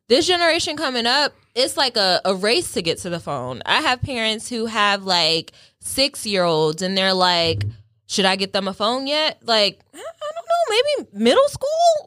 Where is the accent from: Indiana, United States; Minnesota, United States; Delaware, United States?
Delaware, United States; I'm not from New York. I, I just, yeah, small girl from Delaware.